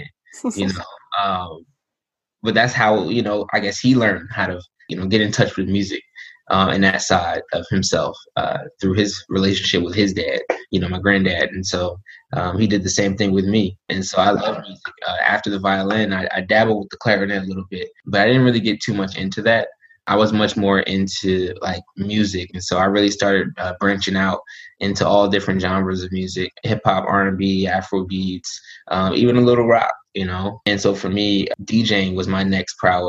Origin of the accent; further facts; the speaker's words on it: Newark, New Jersey, United States; I'm from Newark, New Jersey